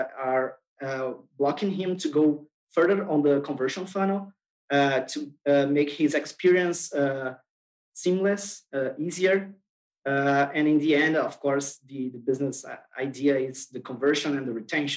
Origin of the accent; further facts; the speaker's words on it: Brazil; I'm from Brazil.